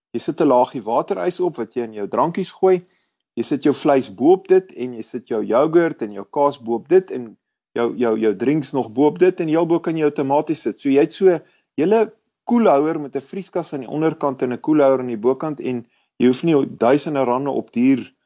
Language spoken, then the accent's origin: Afrikaans; Kempton Park, Gauteng, South Africa; moved away as an adult; now in Pretoria, South Africa; Ek het grootgeword in Kenton Park